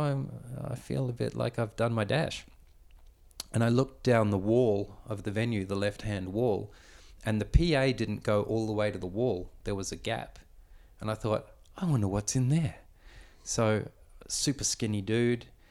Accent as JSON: {"language": "English", "region": "Victoria", "country": "Australia", "tie": "born or raised there", "said": "I was born here in Australia, but born to a Dutch immigrant family"}